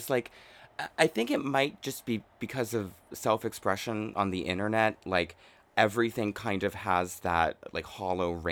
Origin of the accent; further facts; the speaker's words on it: United States; now in Japan; I love being the glamorous, like uh, too tall fish out of water and uh, experiencing the culture as like an American. And uh, I love speaking Japanese.